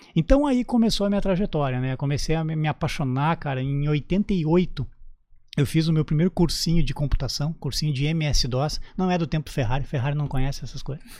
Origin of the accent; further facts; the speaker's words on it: Canoas, Rio Grande do Sul, Brazil; moved away as an adult; also born or lived in Porto Alegre; now in Santa Catarina, Brazil; Tudo isso no Rio Grande do Sul, na minha terra natal. Eu sou natural de Canoas